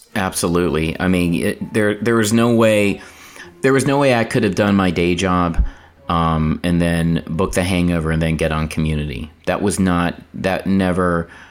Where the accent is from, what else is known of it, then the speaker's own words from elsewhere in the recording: North Carolina, United States; I grew up in North Carolina